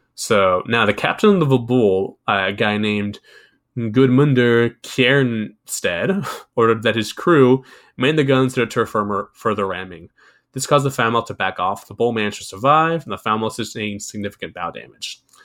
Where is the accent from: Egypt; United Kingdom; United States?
United States; I'm American. I speak English.